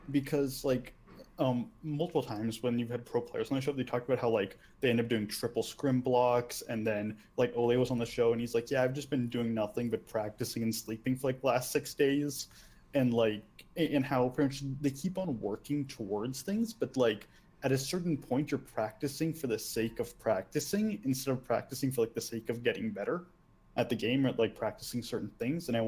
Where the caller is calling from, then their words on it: Phoenix, Arizona, United States; Uh, Phoenix, Arizona.